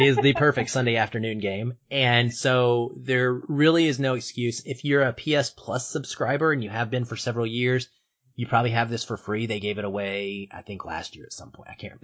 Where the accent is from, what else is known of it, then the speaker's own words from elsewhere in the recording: Seattle, Washington, United States; my hometown of Seattle